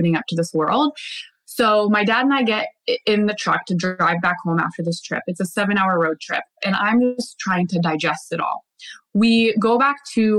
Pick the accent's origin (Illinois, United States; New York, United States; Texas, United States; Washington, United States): Washington, United States; Bellingham; We're back in my hometown, Bellingham.